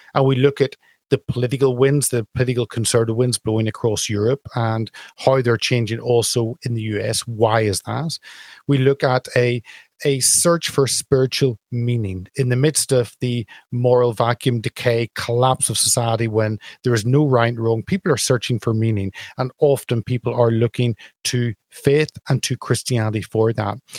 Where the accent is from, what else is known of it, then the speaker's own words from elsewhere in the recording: Belfast, Northern Ireland, United Kingdom; moved away; from my home town back in Belfast.